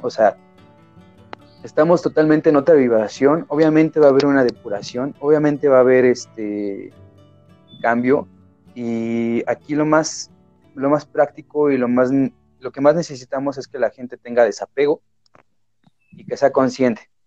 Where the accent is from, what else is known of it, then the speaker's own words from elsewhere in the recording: Mexico; mi país, que es México